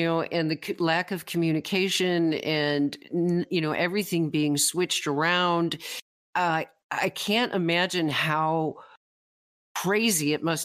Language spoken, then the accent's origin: English; Western New York, United States; moved away as an adult; now in Wyoming, United States; I'm a native. I grew up in Western New York, but I've lived in Wyoming for the last 30 years